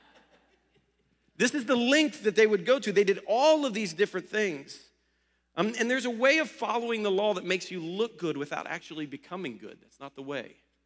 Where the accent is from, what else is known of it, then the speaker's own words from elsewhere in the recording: Ohio, United States; moved away; I grew up in Ohio